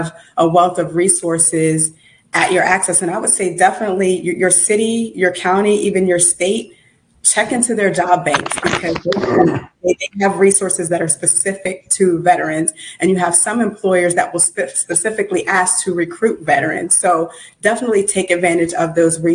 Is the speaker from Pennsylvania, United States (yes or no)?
yes; Uniontown, Pennsylvania, United States; moved away as an adult; also born or lived in Brooklyn, New York / Jersey City, New Jersey; now in Atlanta, United States; So I was born in Brooklyn, New York, grew up outside of Pittsburgh, Pennsylvania, in a little town called Uniontown